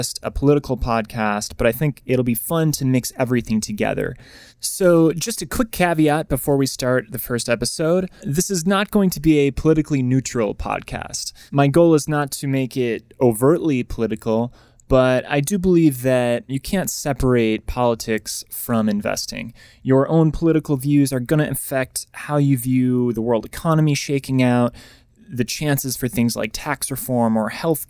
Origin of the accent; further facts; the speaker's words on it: Wisconsin, United States; moved away as an adult; also born or lived in New York; now in Los Angeles, United States; I'm originally from the Midwest, from Wisconsin